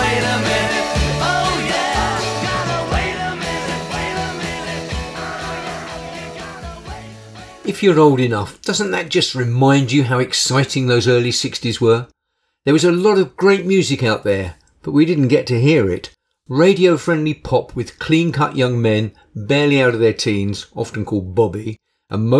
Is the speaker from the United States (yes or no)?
no; Ramsgate, South East England, United Kingdom; in my hometown of Ramsgate back in 1964